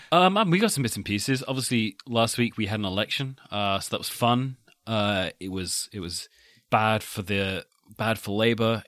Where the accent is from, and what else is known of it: United Kingdom